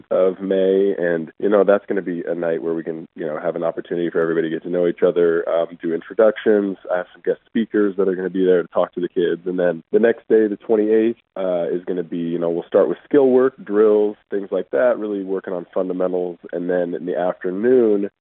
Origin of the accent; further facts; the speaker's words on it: Great Falls, Montana, United States; growing up in Montana